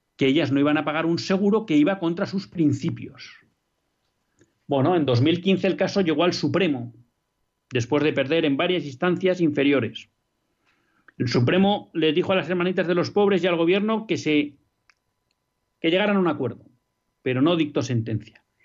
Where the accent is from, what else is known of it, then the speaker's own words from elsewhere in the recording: Biscay, Basque Country, Spain; por donde yo nací, hecho, un pueblo de un municipio de Vizcaya, que es en torno de 100.000